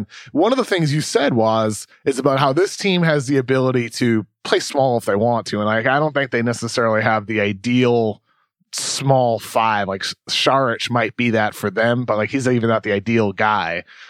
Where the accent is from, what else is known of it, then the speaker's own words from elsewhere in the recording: East Coast, United States; I had so many late nights growing up on the East Coast, staying up late to watch, I don't know, Lakers-Kings game because I wanted to watch Kobe.